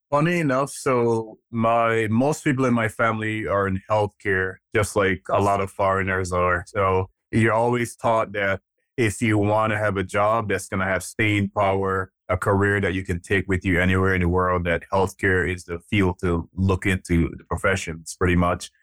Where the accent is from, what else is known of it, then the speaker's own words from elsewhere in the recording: Jamaica; also born or lived in Nigeria; now in United States; I'm actually Nigerian. I was born in Nigeria. Um, my dad left Nigeria when I was about three years old. We moved to Jamaica, and we lived there for, uh, most of my early childhood years